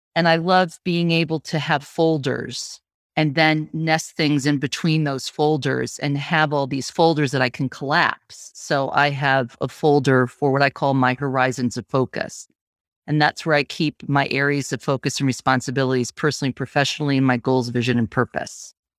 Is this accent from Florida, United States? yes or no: no; Syracuse, New York, United States; also born or lived in Vermont; now in Portland, Maine, United States; I'm originally from Syracuse.